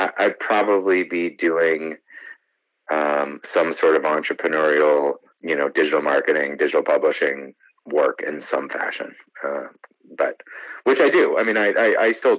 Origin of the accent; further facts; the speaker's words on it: Maine, United States; moved away as an adult; also born or lived in New York; I grew up in Maine and then I spent most of my adult life in New York, and then I came back to Maine